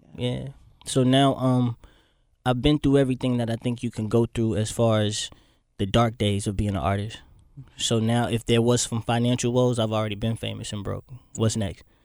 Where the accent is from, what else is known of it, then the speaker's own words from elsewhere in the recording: Florida, United States; moved away as an adult; also born or lived in Boynton Beach, Florida / Miami, Florida / Fort Lauderdale, Florida / Orlando, Florida; I was born in Boynton Beach, Florida, actually. Small city in Florida, but I lived all over Florida.